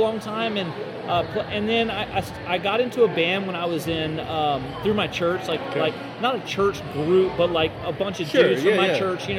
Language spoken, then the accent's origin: English; Jacksonville, Florida, United States; I grew up in Jacksonville, born and raised Southern Baptist